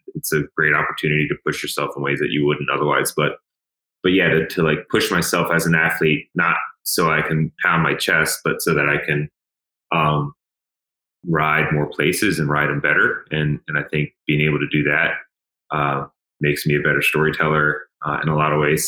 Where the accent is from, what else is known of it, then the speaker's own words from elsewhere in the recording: Emmitsburg, Maryland, United States; I grew up in Western Maryland, so um, I, you know, like I, I grew up in a really, really pretty area. Emmitsburg, Maryland